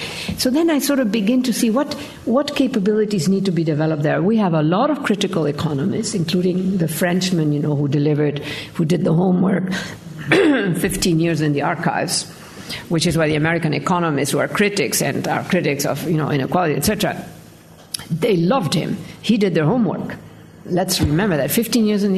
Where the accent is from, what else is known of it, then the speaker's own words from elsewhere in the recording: Argentina; moved away; I grew up in Argentina. We like to talk.